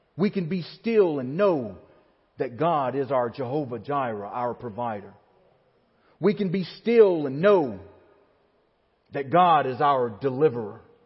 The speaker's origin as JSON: {"language": "English", "region": "Alabama", "country": "United States", "tie": "born or raised there", "moved": "as an adult", "said": "my hometown in Alabama has the highest point in the state of Alabama, which is Mount Chiha"}